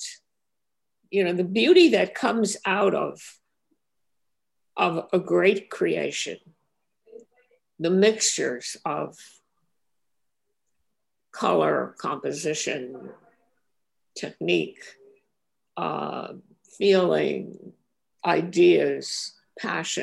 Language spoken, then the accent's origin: English; New York City, New York, United States; also born or lived in Brooklyn, New York; I moved when I was 1 or 2 years old to Manhattan. I mean, my parents moved to Manhattan, and I grew up in Washington Heights.